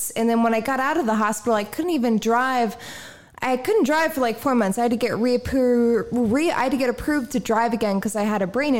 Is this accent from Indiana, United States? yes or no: yes; Indiana, United States; now in San Diego, United States; Like I moved out to San Diego from Indiana on my own.